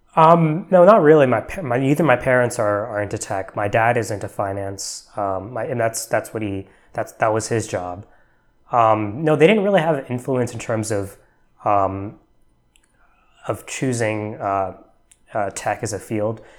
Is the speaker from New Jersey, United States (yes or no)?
yes; New Jersey, United States; moved away as an adult; also born or lived in Texas / Atlanta, Georgia; now in Bay Area, United States; I grew up, m, uh, mostly in New Jersey, actually. That's where I went, I spent my middle school and, and high school years